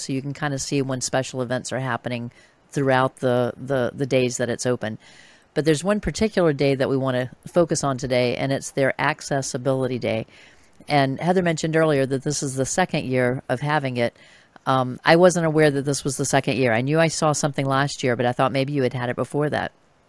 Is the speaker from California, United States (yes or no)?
no; North Carolina, United States; I was born in North Carolina. I'm proud of our state